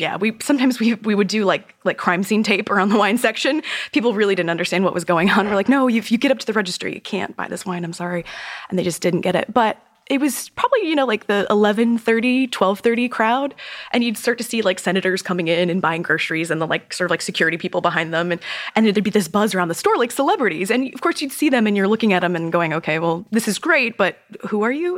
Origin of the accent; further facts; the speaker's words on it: Florida, United States; moved away as an adult; now in New York City, United States; growing up in Florida